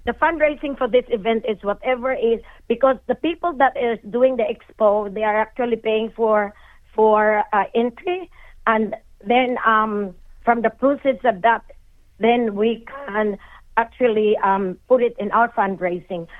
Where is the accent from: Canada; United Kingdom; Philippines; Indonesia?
Philippines; moved away as an adult; now in Australia; I'm a Filipino by heart and I will always be a Filipino